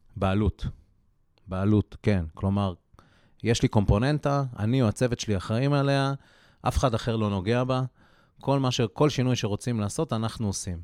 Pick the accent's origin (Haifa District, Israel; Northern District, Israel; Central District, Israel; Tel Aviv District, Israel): Haifa District, Israel; Haifa; moved away; אני חיפאי במקור